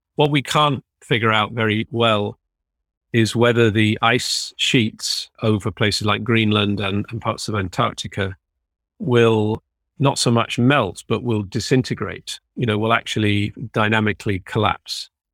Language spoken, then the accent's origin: English; United Kingdom; now belonging to a country which is leaving the E U